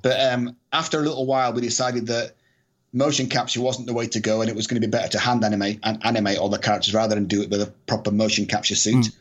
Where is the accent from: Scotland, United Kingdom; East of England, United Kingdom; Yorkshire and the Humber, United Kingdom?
Scotland, United Kingdom; I'm Scottish